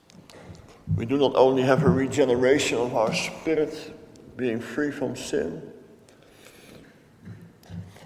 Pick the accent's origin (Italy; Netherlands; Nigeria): Netherlands; I come from Holland